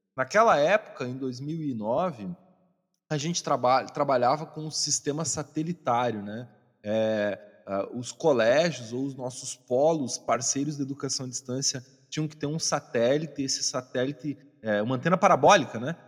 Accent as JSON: {"language": "Portuguese", "region": "Santa Catarina", "country": "Brazil", "tie": "born or raised there", "said": "eu sou natural de Santa Catarina"}